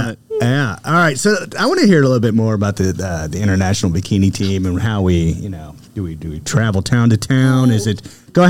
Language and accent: English; Kentucky, United States; I'm from Kentucky.